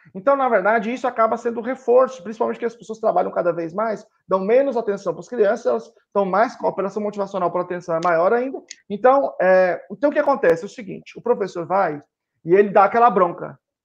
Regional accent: Teófilo Otoni, Minas Gerais, Brazil; Eu sou de um lugar muito conservador, sou de Teófilo Otoni, eh, divisa de Minas Gerais com Bahia

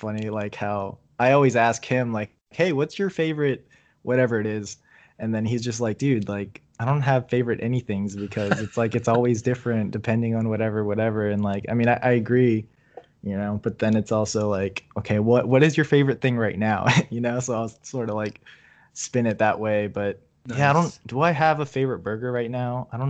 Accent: East Coast, United States; I'm from the East Coast, so I never had In-N-Out until like, I think it was like 2015.

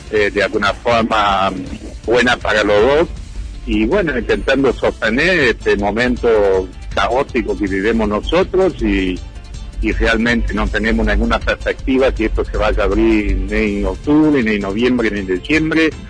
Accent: Brazil; born there; Bueno, yo tengo descendencia europea, soy hijo de alemanes y soy nacido en Brasil y siempre tengo mucho contacto con amigos en Alemania y también con cerveceros.

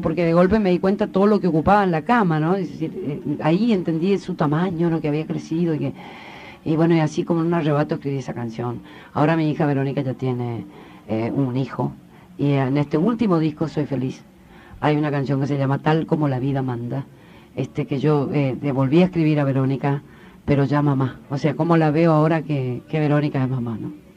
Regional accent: Corrientes, Argentina; yo soy correntina de nacimiento. Y en, en mi provincia, de hecho, sabemos, eh, se habla el guaraní

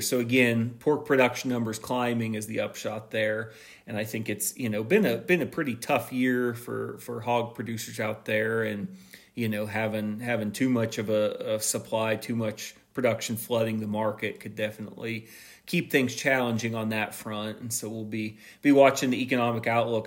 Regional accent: Missouri, United States; my home state, Missouri

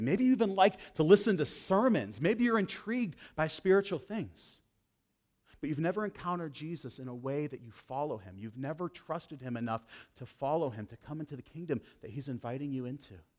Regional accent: Western New York, United States; I grew up in this tiny little town. It's actually a village in Western New York.

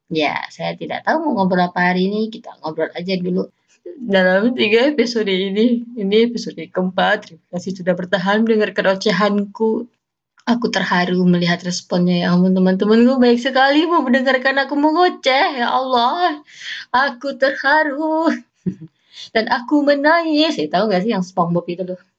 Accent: Mempawah, West Kalimantan, Indonesia; aku kan asal dari Kalimantan Barat ya Pontianak ya Pontianak itu kota aja lah gitu ya aku juga kota sih Mempawah

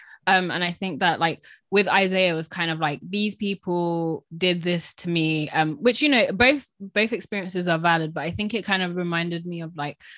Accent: United Kingdom; I think that that's what resonated with me a bit as a British person, of kind of, like, I am contributing to this country

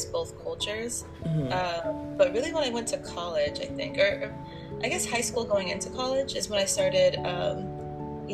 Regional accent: San Antonio, Texas, United States; I grew up in San Antonio

